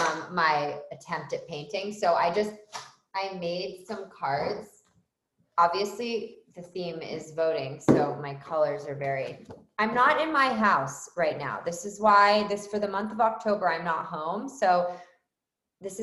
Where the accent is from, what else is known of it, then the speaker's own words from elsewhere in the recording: Philadelphia, Pennsylvania, United States; moved away as an adult; now in Canada; I'm Irish, Catholic, from Philadelphia, originally, that's where I was born.